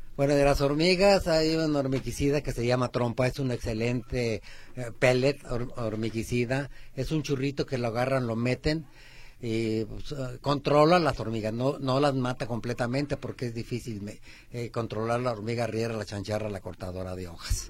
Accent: Aguascalientes, Mexico; now in Guadalajara, Mexico; Cuando yo tenía cinco o seis años, somos de Aguascalientes

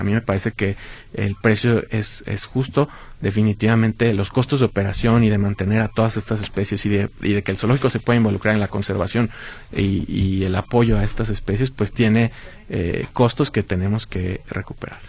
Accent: Guadalajara, Jalisco, Mexico; parte de nuestra historia como tapatíos

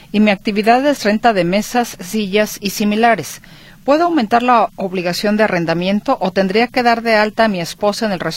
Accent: Mexico; now in California, United States; vivo en California. Estoy pensando en mi retiro en México. Soy mexicano.

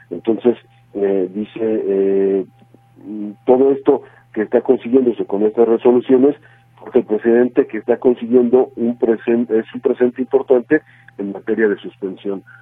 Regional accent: Mexico; lo que todos desearíamos, quiero pensar como ciudadanos, como mexicanos

